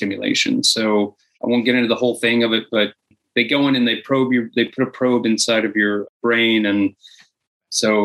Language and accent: English; Georgia, United States; moved away as an adult; now in Los Angeles, United States; I moved to Los Angeles from Georgia. That's where I was born